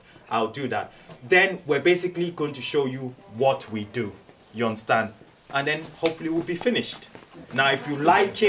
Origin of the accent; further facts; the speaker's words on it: Nigeria; moved away as an adult; also born or lived in Cambridge / Oxford / Cumbria; now in United Kingdom; I'm originally from Nigeria. I grew up in Nigeria